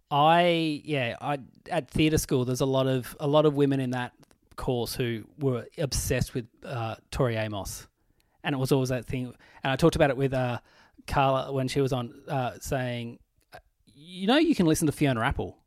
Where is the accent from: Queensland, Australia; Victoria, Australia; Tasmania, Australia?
Tasmania, Australia; Burnie; moved away as an adult; also born or lived in Launceston, Australia; now in Melbourne, Australia; I'm a kid from Burnie.